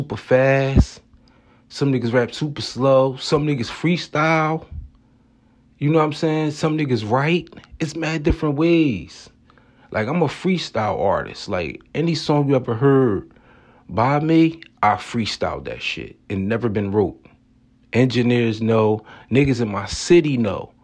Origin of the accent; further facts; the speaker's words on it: Atlantic City, New Jersey, United States; I come from Atlantic City, New Jersey